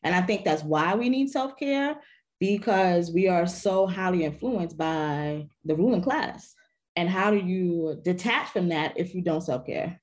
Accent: New York City, New York, United States; I am from the Bronx

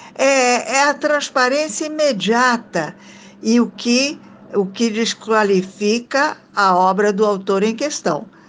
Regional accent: Italy; now in Brazil; sou de família italiana, sou italiana de nascimento

